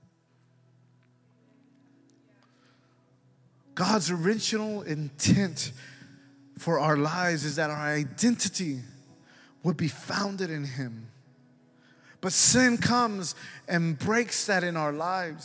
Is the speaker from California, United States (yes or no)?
no; Dallas County, Texas, United States; I was born on December 26, 1977, I was issued a birth certificate by Dallas County and by the hospital where I was born.